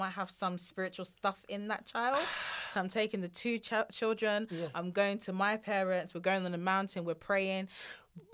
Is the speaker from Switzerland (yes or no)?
no; Nigeria; I think the worst thing being Nigerian is always like the mother-in-law.